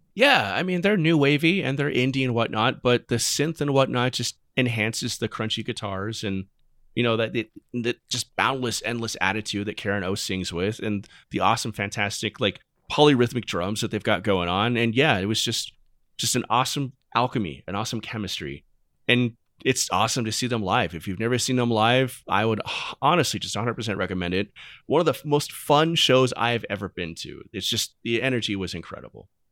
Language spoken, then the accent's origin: English; Arizona, United States; growing up in Arizona, we, I grew up in the golden age of, of local music in Arizona